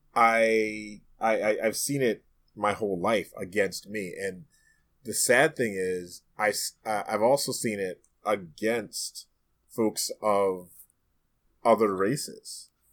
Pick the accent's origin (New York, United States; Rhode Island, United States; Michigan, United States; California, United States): New York, United States; New York City; in my own neighborhood growing up in Brooklyn, New York